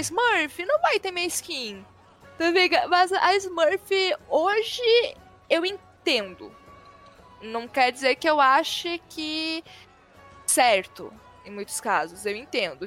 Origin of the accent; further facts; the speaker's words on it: Brasília, Federal District, Brazil; eu sou de Brasília